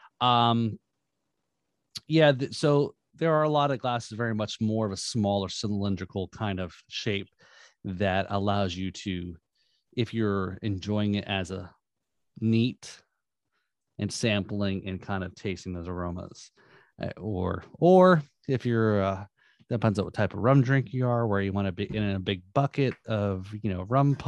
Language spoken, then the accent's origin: English; Northeast, United States; Yeah, I grew up in the Northeast, so there's a lot of rock.